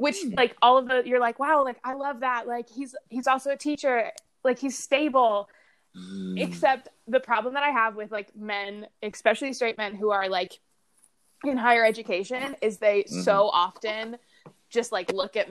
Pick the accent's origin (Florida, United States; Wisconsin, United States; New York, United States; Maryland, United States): Maryland, United States; Baltimore; moved away as an adult; I grew up in Baltimore